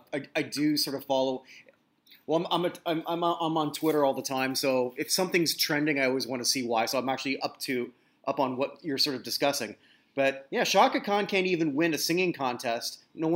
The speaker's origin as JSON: {"language": "English", "country": "Canada", "said": "I'm a Canadian."}